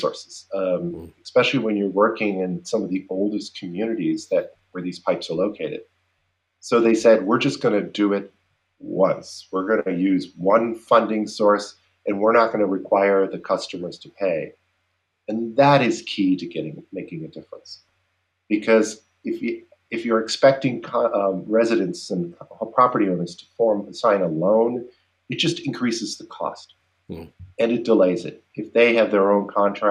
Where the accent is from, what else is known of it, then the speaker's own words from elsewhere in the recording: Cincinnati, Ohio, United States; Cincinnati, also my hometown.